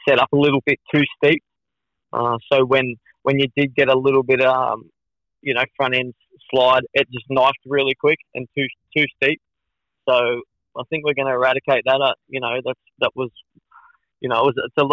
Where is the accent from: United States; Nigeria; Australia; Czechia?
Australia; being Australian, racing in Australia